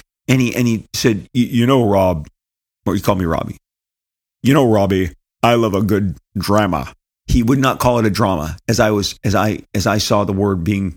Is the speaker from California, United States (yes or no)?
yes; California, United States; but I was raised here in, born and raised in Orange County, Southern California, the only really home I've ever known.